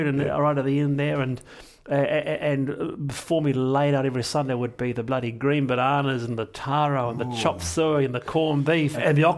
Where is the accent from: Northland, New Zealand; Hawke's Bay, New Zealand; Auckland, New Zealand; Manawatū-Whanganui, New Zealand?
Auckland, New Zealand; Manurewa; also born or lived in Nelson; So I'm from Monroe. That's where I was born. That's where I grew up.